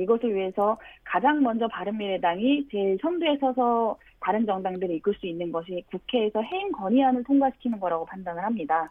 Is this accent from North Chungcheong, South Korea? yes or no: yes; Cheongju, North Chungcheong, South Korea; moved away; 저는 고향이 청주여서요